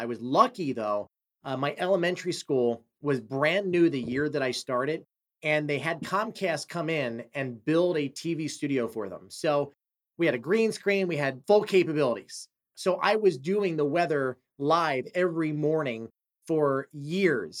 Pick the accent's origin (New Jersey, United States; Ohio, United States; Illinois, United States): New Jersey, United States; Brigantine; I grew up in Brigantine, which is a little island north of Atlantic City.